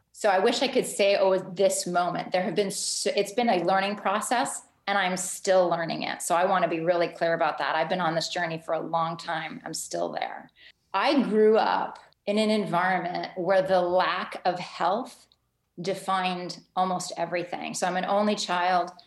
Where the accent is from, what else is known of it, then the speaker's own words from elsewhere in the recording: Ottawa, Ontario, Canada; also born or lived in Halifax; am Canadian. I grew up in Ottawa